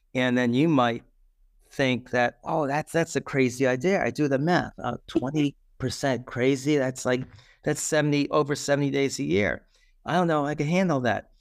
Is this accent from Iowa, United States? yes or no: no; New York City, New York, United States; I grew up in the Bronx, so in New York City